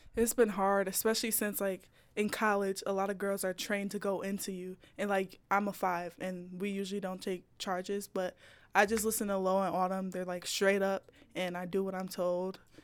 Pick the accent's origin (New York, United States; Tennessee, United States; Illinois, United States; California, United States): New York, United States; Buffalo; moved away; my hometown